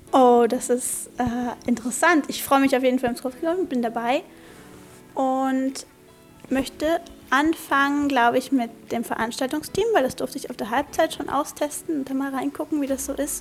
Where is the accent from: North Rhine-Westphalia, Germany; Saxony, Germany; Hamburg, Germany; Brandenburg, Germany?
Brandenburg, Germany; Grünheide; ich bin 15 und ich komme aus Grünheide